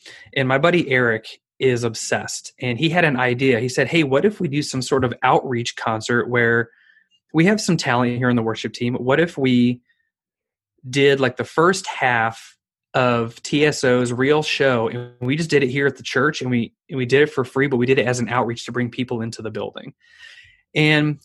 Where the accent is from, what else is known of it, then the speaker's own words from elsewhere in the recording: Chicago, Illinois, United States; moved away as an adult; also born or lived in Edwardsville, Illinois / Branson, Missouri; I moved from the Chicagoland area down to Edwardsville, Illinois, just outside of St. Louis